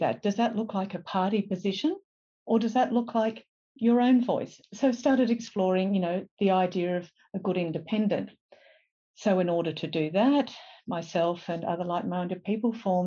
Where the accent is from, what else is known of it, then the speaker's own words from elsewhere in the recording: Lilli Pilli, New South Wales, Australia; also born or lived in London; I grew up in Lillipilli